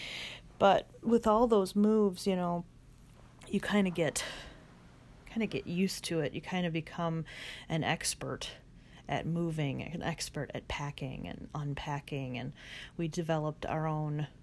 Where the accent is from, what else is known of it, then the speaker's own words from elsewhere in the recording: Northern Illinois, United States; moved away as an adult; also born or lived in Charleston, South Carolina / Knoxville, Tennessee / Northwest Indiana; now in Rochester, United States; we moved from Northern Illinois to Charleston, South Carolina